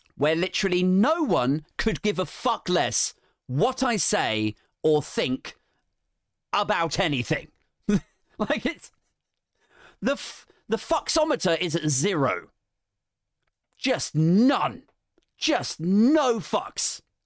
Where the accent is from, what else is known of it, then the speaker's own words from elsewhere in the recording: United Kingdom; we're British